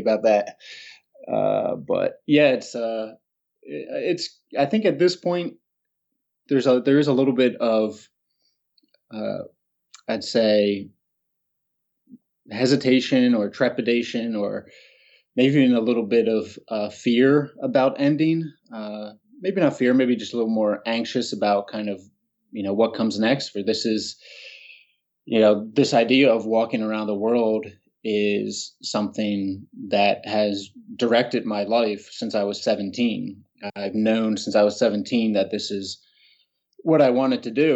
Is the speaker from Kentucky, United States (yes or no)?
no; Haddonfield, New Jersey, United States; moved away as an adult; walk over the Ben Franklin Bridge and down the main street, Hadnaf, of my hometown